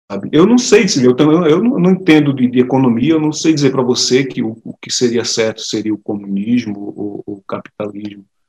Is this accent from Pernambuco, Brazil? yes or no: yes; Recife, Pernambuco, Brazil; moved away as an adult; now in Portugal; eu sou pernambucano